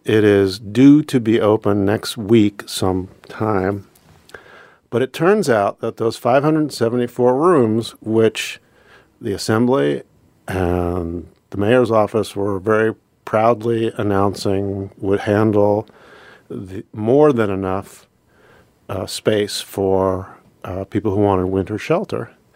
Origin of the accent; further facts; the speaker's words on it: Pennsylvania, United States; moved away as an adult; now in Anchorage, United States; I grew up in Pennsylvania